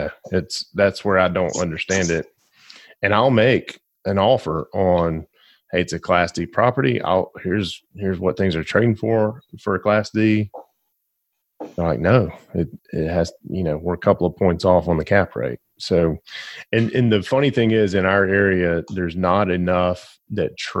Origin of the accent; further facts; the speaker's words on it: Glencoe, Alabama, United States; I was born and raised in Glencoe, Alabama